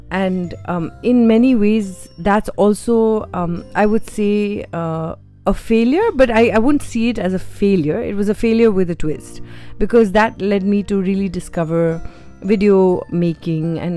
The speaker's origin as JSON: {"language": "English", "region": "Uttarakhand", "country": "India", "tie": "born or raised there", "said": "I mean, I wasn't from Mussoorie, but I went to school in a small community called Woodstock"}